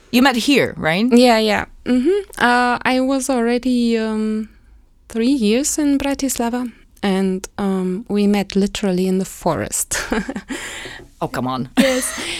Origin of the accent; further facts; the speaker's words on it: Berlin, Germany; I grew up in West Berlin. And then I decided to go study there by by the age of 20 I moved there.